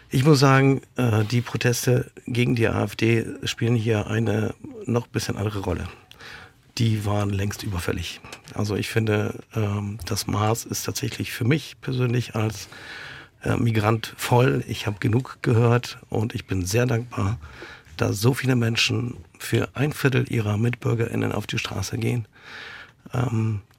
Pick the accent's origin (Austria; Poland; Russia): Poland; wir erleben äh, Dinge in Italien, äh, in Ungarn, in Polen, in meinem Heimatland.